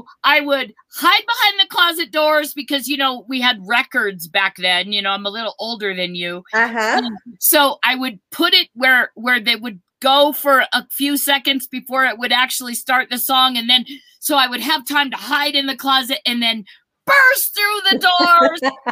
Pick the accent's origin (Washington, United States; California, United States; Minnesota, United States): Minnesota, United States; moved away; I was originally born in Minnesota.